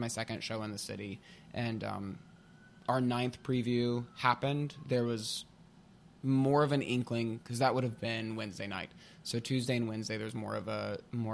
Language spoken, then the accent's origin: English; Pigeon Forge, Tennessee, United States; moved away as an adult; now in New York, United States; I'm from Pigeon Forge, Tennessee, same hometown as Dolly Parton.